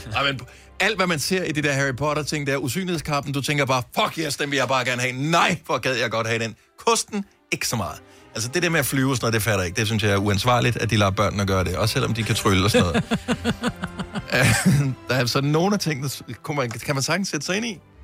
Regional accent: Bramming, Southern Denmark, Denmark; den by, jeg boede i, da jeg blev født

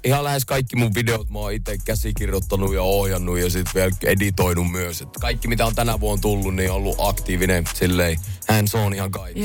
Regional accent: Jyväskylä, Central Finland, Finland; now in Helsinki, Finland; mäkin tulin Jyväskylästä tänne, niin äh, kato Jy- Jyväspoika sieltä

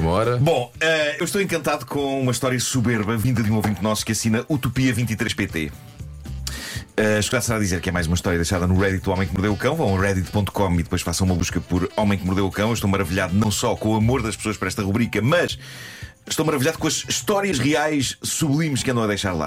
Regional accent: Lisbon, Portugal; eu sou de Lisboa e este último parágrafo podia descrever facilmente a minha vida nas ruas da capital

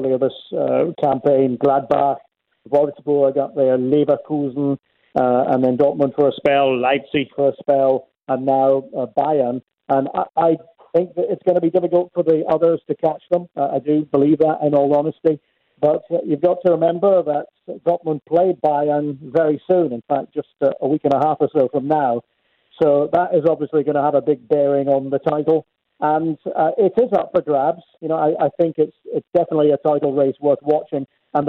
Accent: Scotland, United Kingdom; now in Cologne, Germany; I spend most of my time in Germany, in the great city of Cologne. And as a Scot, you really should look out for them.

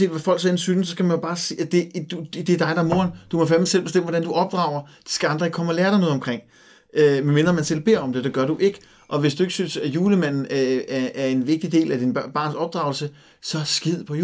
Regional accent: Capital Region of Denmark, Denmark; mm, jeg er fra Nordsjælland, jeg kender ikke så meget til det.

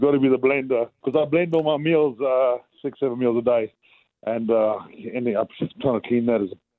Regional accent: South Africa; I'm South African.

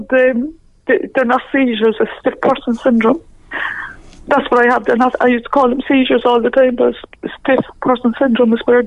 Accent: Ireland; I'm Irish

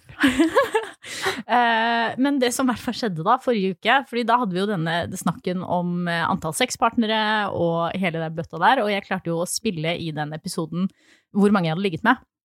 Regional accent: Flisa, Innlandet, Norway; moved away; fra Flisa, som er altså der jeg kommer fra

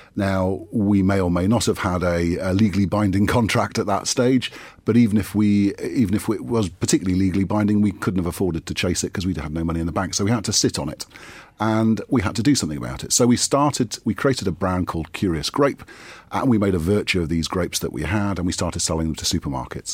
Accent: Geordie, North East England, United Kingdom; as a Geordie

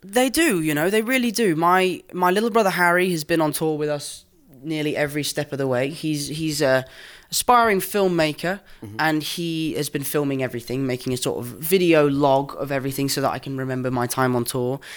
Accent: England, United Kingdom; accent: English; I'm English

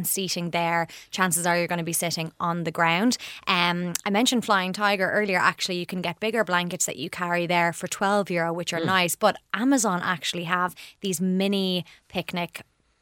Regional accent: Portmarnock, Leinster, Ireland; my hometown of Portmarnock

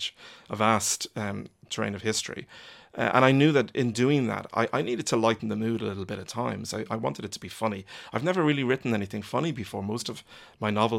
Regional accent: Ireland; I've lived in Ireland all my life. I am Irish

